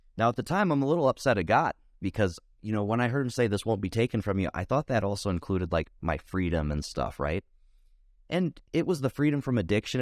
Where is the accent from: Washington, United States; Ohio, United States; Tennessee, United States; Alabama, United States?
Ohio, United States; born or raised there